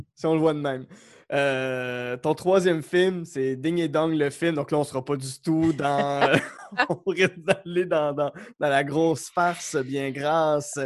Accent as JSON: {"language": "French", "area": "Outaouais", "region": "Quebec", "country": "Canada", "moved": "yes", "said": "je viens de l'Outaouais"}